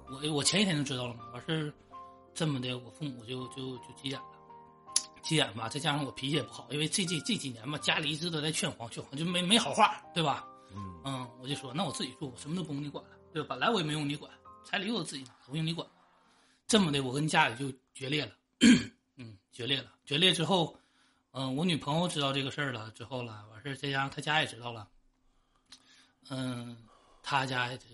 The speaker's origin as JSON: {"language": "Chinese", "town": "Shenyang", "region": "Liaoning", "country": "China", "said": "我也是沈阳的"}